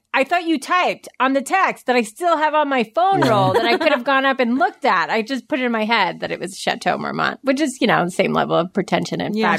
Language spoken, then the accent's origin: English; New York, United States; I'm from New York.